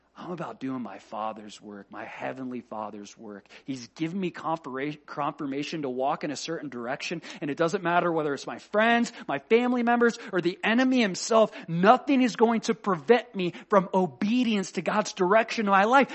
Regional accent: United States; I love being American. I'm a proud American boy

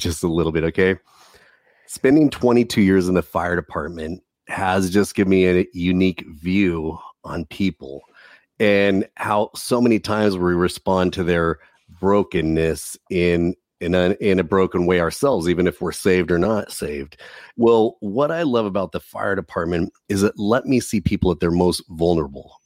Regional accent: Southern California, United States; Growing up in Southern California

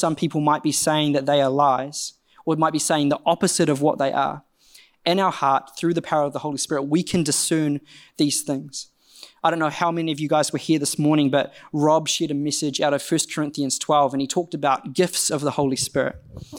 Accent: Rotorua, Bay of Plenty, New Zealand; Now, I don't know about you, but I grew up in Rotorua, and from a young age, I grew up in quite a conservative Brethren church

